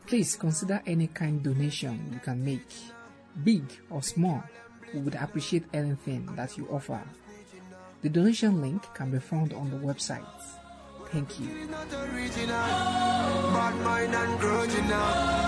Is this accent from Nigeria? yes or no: yes; Nigeria; I'm from Nigeria.